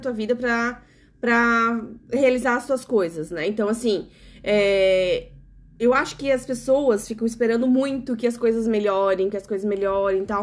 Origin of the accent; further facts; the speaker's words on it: South Region, Brazil; nós, né, que somos do sul do Brasil